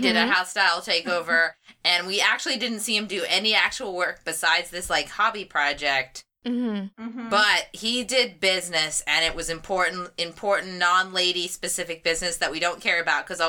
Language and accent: English; Seattle, Washington, United States; moved away; I am from Seattle